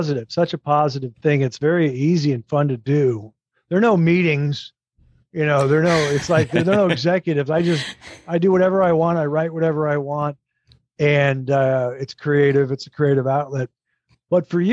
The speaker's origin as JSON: {"language": "English", "town": "Minneapolis", "region": "Minnesota", "country": "United States", "tie": "born or raised there", "also_born_or_lived": "San Francisco / Hartford", "moved": "as an adult", "said": "I grew up in Minnesota in the Twin Cities"}